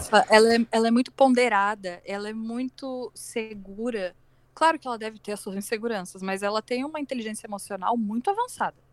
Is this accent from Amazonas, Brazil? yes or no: no; Rio Grande do Sul, Brazil; eu sou do Rio Grande do Sul